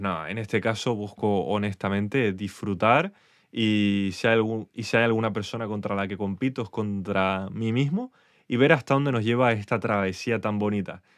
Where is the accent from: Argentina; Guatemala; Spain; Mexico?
Spain; accent: Spanish; mi acento español